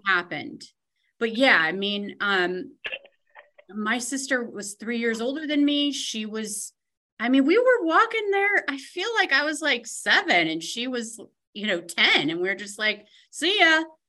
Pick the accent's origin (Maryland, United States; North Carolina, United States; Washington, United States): Washington, United States; Tacoma; also born or lived in New York; my parents, we moved here from New York when I was one, and so mm. we my sister and I like rode these streets.